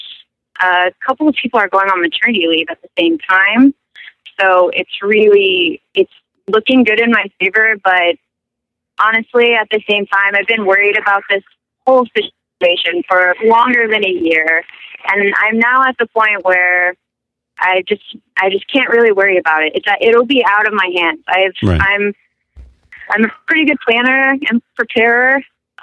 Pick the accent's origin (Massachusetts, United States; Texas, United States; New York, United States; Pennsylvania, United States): Texas, United States; Denton; moved away as an adult; also born or lived in Seattle; I'm from Denton, Texas, so I went to school there